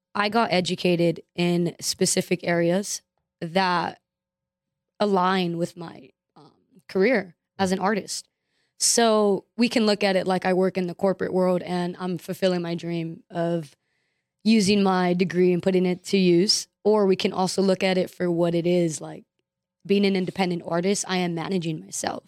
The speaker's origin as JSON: {"language": "English", "town": "Los Angeles", "region": "California", "country": "United States", "tie": "born or raised there", "also_born_or_lived": "Florida", "said": "being born and raised in Los Angeles"}